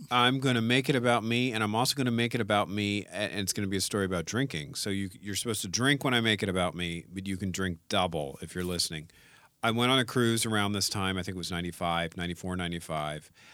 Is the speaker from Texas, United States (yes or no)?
no; New Orleans, Louisiana, United States; I'm from New Orleans.